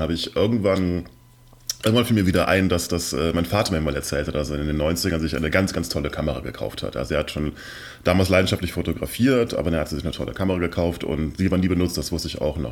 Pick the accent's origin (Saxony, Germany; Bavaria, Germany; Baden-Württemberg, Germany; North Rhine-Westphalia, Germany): North Rhine-Westphalia, Germany; near Cologne; also born or lived in Mannheim; now in Berlin, Germany; ich bin in der Nähe von Köln aufgewachsen